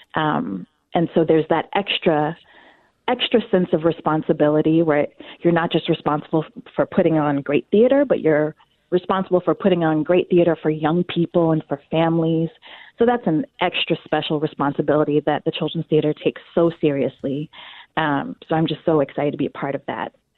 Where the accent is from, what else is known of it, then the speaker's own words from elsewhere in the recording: North Carolina, United States; also born or lived in Washington, D.C. / Chicago; now in Twin Cities, United States; I was born in North Carolina uh, many, many years ago